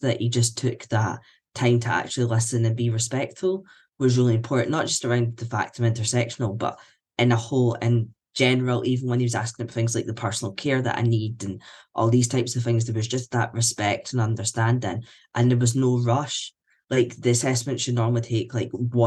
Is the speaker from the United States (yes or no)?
no; Scotland, United Kingdom; I'm a white man. I'm Scottish